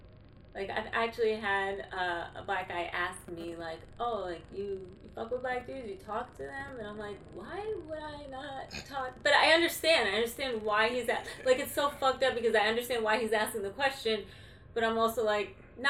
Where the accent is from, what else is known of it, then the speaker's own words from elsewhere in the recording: Queens, New York, United States; I'm South Asian. I'm Indian. My parents are from India, but I was born here.